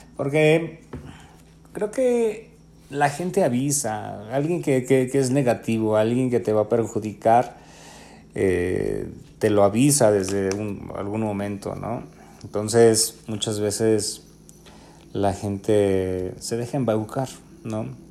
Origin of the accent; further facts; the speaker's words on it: Mexico; somos mexicanos también